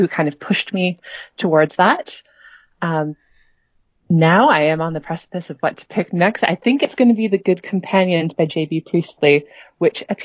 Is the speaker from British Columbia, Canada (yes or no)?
yes; Vancouver, British Columbia, Canada; I am from Vancouver, Canada, so out here on the west coast by the ocean